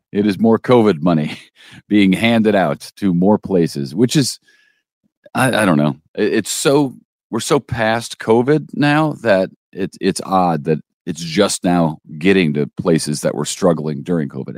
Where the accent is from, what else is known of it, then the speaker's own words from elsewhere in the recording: Collinsville, United States; moved away; my hometown, Collinsville